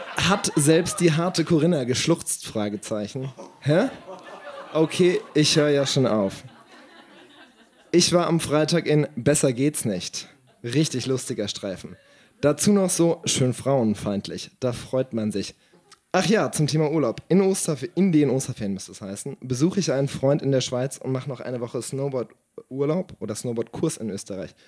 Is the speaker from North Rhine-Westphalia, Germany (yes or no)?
yes; Siegen, North Rhine-Westphalia, Germany; Meine Heimatstadt